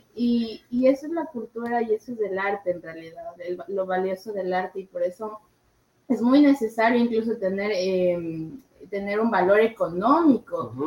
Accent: Ecuador; como ecuatorianos

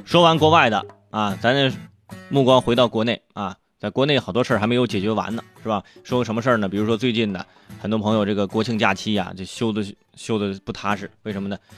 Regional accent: Shijiazhuang, Hebei, China; 河北石家庄，我老家那块儿，有个， 有个县级市叫新乐事

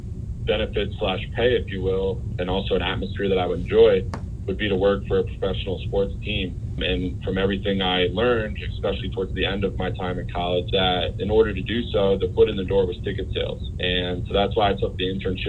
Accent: Allentown, Pennsylvania, United States; moved away as an adult; also born or lived in York, Pennsylvania / Philadelphia / Berkeley, California; I grew up in Allentown, Pennsylvania, in the Lehigh Valley, and I graduated high school in 2005.

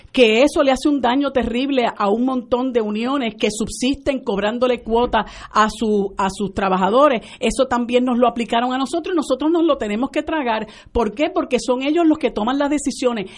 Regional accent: Puerto Rico; la realidad nuestra como puertorriqueños

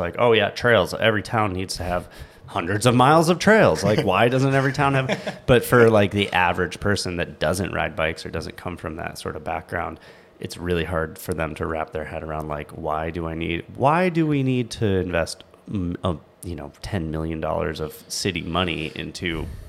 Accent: Southwest Michigan, United States; where I grew up in Michigan

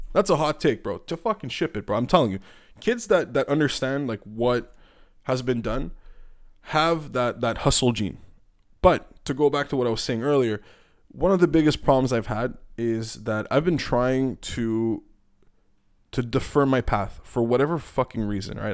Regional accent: Canada; also born or lived in Montreal, Quebec; I'm being Canadian right now

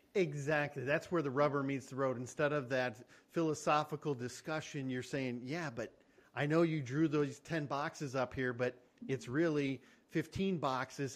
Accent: Michigan, United States; We're both from Michigan.

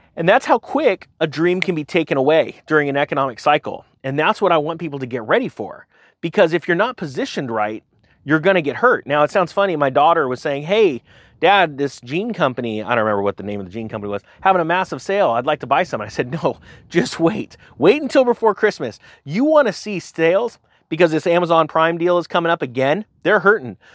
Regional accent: California, United States; my hometown in California

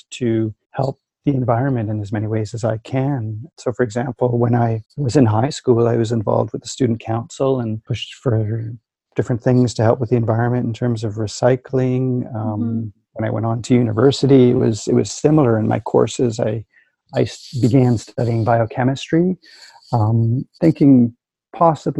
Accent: Winnipeg, Manitoba, Canada; So I grew up in Winnipeg. I'm a prairie boy

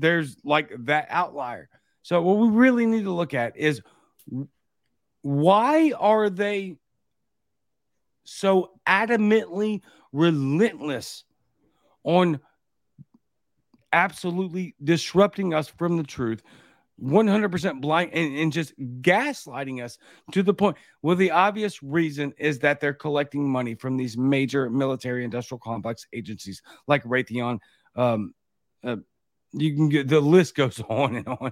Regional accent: Baton Rouge, Louisiana, United States; now in Jackson, Mississippi, United States; I'm from Baton Rouge, Louisiana, but I live near Jackson, Mississippi

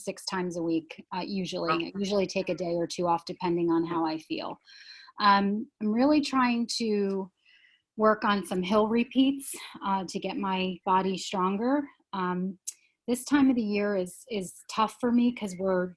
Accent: Harmony Township, New Jersey, United States; I am from a little town called Harmony Township, New Jersey. Which is outside of Phillipsburg

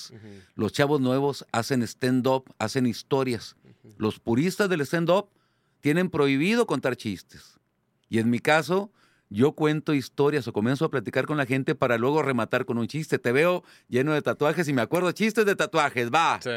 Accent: Ensenada, Baja California, Mexico; hola, mucho gusto, soy de Ensenada.

